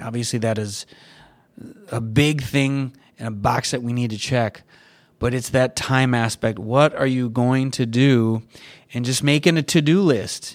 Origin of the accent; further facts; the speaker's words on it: Michigan, United States; now in California, United States; I grew up in Michigan